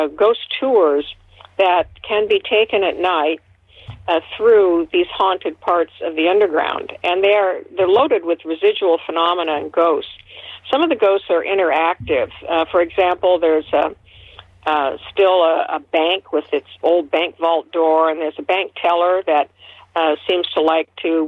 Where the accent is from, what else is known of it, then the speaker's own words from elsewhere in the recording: Seattle, Washington, United States; Seattle is where I grew up, and I consider it my hometown